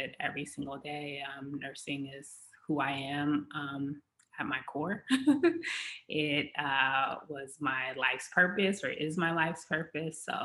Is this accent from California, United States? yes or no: yes; Los Angeles, California, United States; also born or lived in Beverly Hills, California; I grew up in the Los Angeles, California area